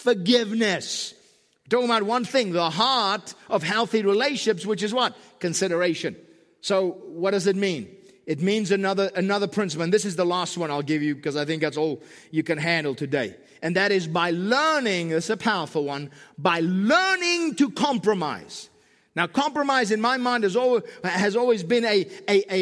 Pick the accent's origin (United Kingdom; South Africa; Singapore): South Africa; now in Southern California, United States; I'm from South Africa